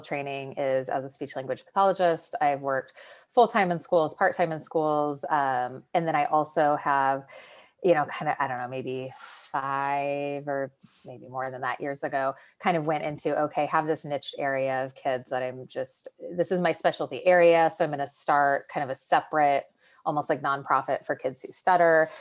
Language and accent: English; California, United States; the area that it was in was my hometown